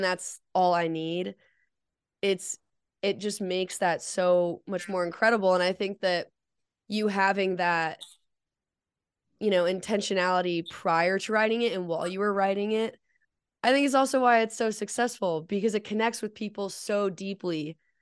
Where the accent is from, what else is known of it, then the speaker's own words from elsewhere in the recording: Colorado, United States; growing up in Colorado